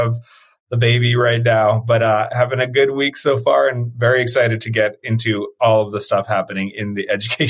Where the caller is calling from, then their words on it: Greenville, South Carolina, United States; I am calling in from my home in Greenville, South Carolina.